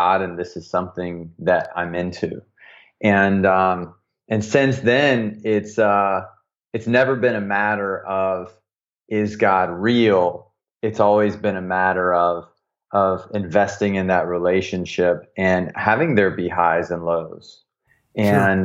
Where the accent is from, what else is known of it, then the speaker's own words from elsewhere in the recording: the South, United States; growing up in the South as a young man